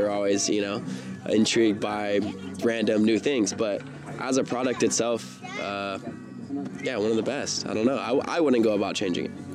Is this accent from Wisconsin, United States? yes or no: no; Simpsonville, South Carolina, United States; now in San Diego, United States; where I grew up in Simpsonville, South Carolina